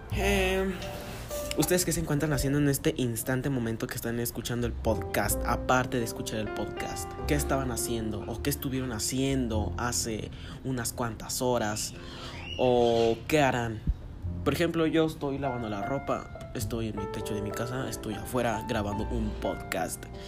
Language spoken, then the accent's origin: Spanish; Guanajuato, Mexico; soy mexicano de Guanajuato.